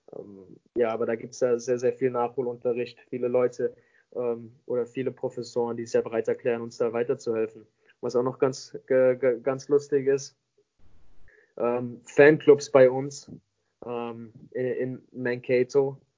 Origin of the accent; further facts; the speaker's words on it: Mannheim, Baden-Württemberg, Germany; moved away as an adult; also born or lived in Vancouver; ich bin gebürtiger Mannheimer. Ähm, ich komme, bin jeden Sommer äh, hier zurück in Mannheim. das ist meine Heimat